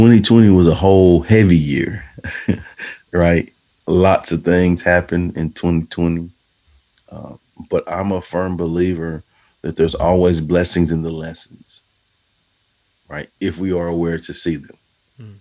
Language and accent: English; Texas, United States; a guy from a small town in Texas, you know, my hometown